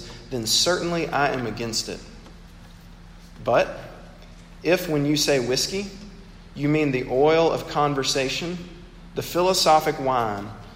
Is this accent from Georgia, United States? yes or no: no; Mississippi, United States; my home state of Mississippi